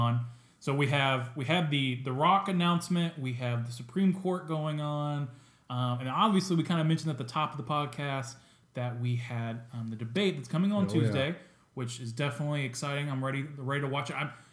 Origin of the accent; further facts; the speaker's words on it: United States